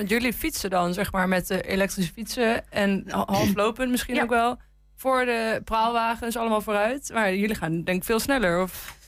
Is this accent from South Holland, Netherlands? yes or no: no; Hengelo, Overijssel, Netherlands; ik kom uit de regio, ik kom uit Hengelo. Maar ik ben echt totaal niet Twents opgevoed.